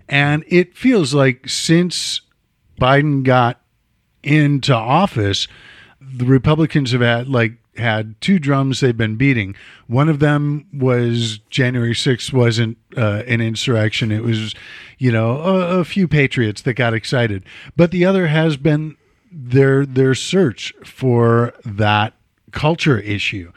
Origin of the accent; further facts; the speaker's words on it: Chicago, Illinois, United States; I'm from Chicago